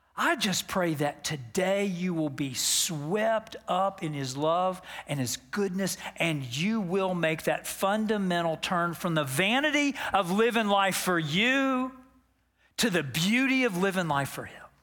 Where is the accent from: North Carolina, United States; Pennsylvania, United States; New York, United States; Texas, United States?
Texas, United States; Dallas; I grew up in Dallas, Texas